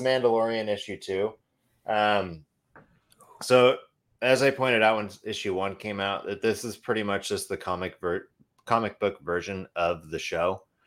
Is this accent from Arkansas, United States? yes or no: no; Idaho, United States; now in Oregon, United States; growing up in Idaho